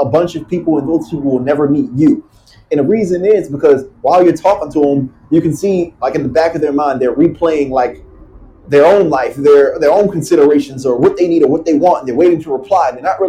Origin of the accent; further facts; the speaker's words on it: Baltimore, Maryland, United States; now in Los Angeles, United States; growing up in Baltimore, Maryland